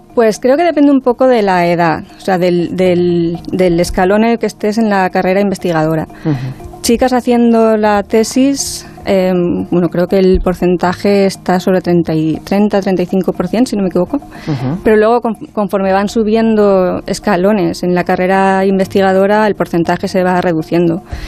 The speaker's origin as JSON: {"language": "Spanish", "country": "Spain", "said": "somos pues, dos españolas"}